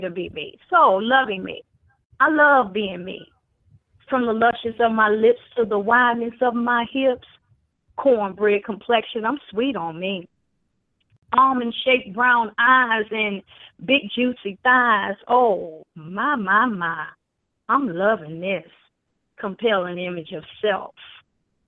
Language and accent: English; Chicago, Illinois, United States; I am originally from Chicago